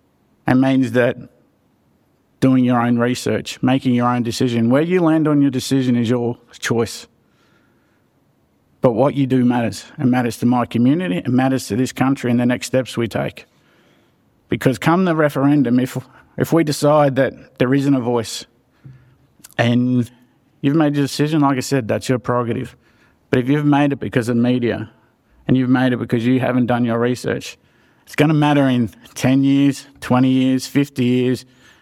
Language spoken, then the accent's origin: English; Geelong, Victoria, Australia; I'm a proud Wamba Wamba man of the Swan Hill region, and born and raised in Geelong